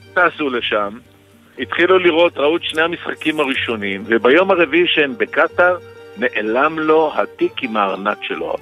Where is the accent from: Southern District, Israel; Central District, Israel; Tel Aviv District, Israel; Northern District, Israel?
Tel Aviv District, Israel; Tel Aviv; אצלנו בתל אביב